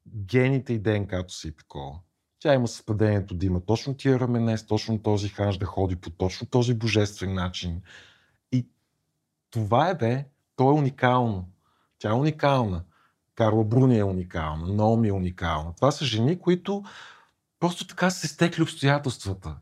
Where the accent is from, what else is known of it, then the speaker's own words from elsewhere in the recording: Kyustendil, Kyustendil Province, Bulgaria; в малкия град, от който съм от Кюстендил